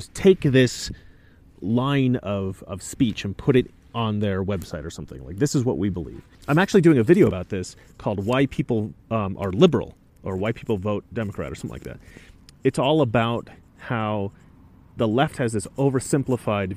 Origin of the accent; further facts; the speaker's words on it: Oregon, United States; I grew up in Oregon